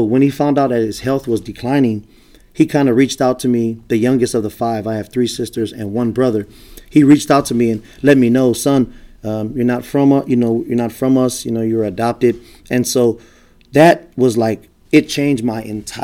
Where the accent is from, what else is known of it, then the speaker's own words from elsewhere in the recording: San Francisco, California, United States; moved away as an adult; also born or lived in Sacramento, California; now in Las Vegas, United States; Born and raised in San Francisco, California.